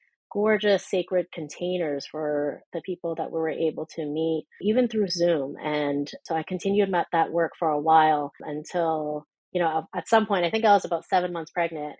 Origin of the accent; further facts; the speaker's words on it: Canada; being a Canadian